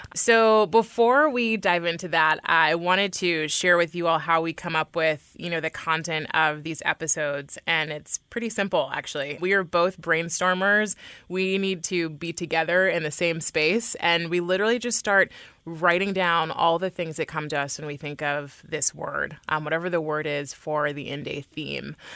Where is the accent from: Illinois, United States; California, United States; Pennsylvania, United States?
California, United States; Oakland; I was raised in Oakland, which is an incredibly diverse area in the Bay Area